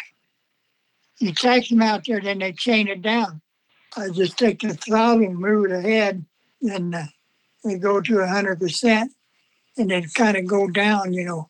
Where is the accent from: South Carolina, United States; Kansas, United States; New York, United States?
Kansas, United States; Atchison; I'm from Atchison, Kansas, Italian and or Austrian